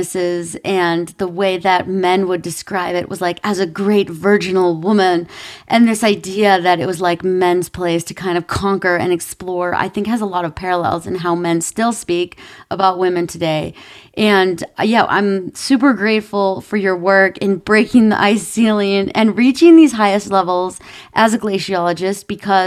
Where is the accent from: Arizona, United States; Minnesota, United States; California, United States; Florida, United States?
Minnesota, United States; I grew up in Minnesota, so it was very cold where I grew up